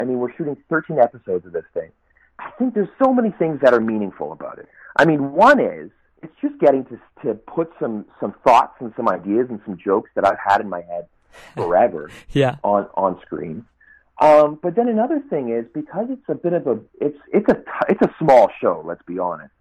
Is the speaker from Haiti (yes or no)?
no; Landmark, Manitoba, Canada; now in Winnipeg, Canada; I'm from Landmark originally